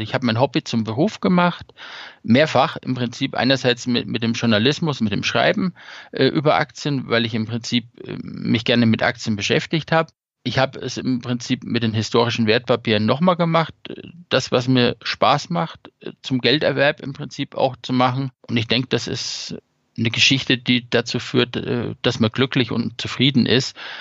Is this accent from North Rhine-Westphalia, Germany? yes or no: no; Lower Franconia, Bavaria, Germany; moved away; ich komme aus Unterfranken, aus der Ecke und Großeltern etc. waren schon häufiger im Klinikum